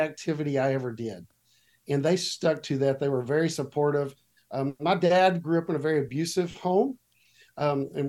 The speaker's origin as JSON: {"language": "English", "town": "Watauga", "region": "Texas", "country": "United States", "tie": "born or raised there", "also_born_or_lived": "Fort Worth, Texas", "said": "I was born in Fort Worth, Texas, and lived here my entire life. That's still where I live today, in a little town on the north side of Fort Worth called Watauga, which if you're not from around here, you probably don't know that, but that's where I grew up, was Watauga"}